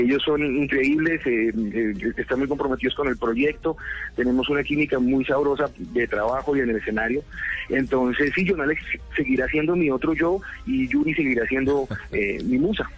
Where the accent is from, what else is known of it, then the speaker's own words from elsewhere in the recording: Colombia; esa impresión que tuve cuando niño y cuando adolescente de lo que veía que pasaba en mi país